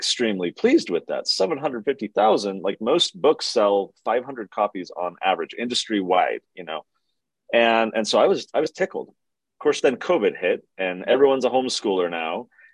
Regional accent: Poway, California, United States; I grew up in San Diego. So I went to the public schools down there, a city called Poway in the North County

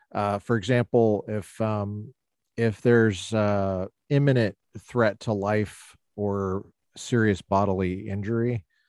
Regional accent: Colorado, United States; growing up in Colorado

